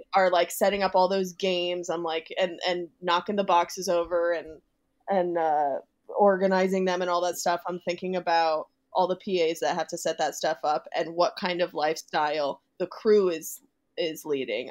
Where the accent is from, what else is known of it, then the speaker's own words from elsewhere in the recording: Boston, Massachusetts, United States; I'm from the Boston area